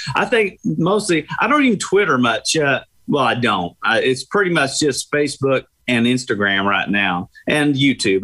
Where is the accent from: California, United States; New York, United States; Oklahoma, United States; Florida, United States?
Oklahoma, United States; Tulsa; moved away; I'm from Tulsa